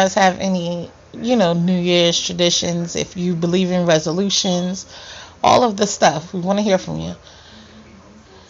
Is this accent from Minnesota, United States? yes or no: no; New York, United States; I'm from New York